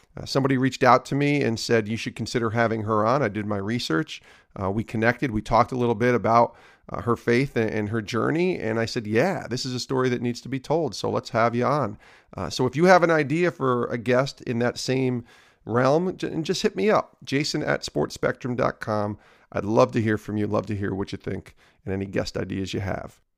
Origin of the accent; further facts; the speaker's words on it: Albany, New York, United States; I grew up in Albany